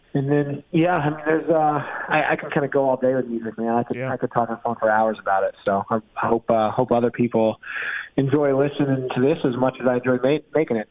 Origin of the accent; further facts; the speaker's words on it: New York, United States; moved away; also born or lived in North Carolina; I'm from New York, most of my closest friends are from the South and uh, kind of feel like I'm a transplant by this point.